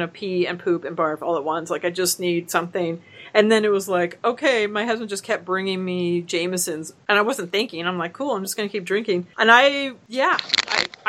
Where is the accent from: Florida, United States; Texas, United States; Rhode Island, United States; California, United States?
California, United States; Orange; I'm from Orange